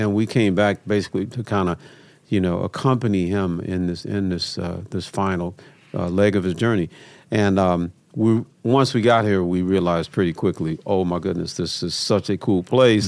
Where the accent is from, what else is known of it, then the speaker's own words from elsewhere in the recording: Memphis, Tennessee, United States; I've growing up in Memphis, man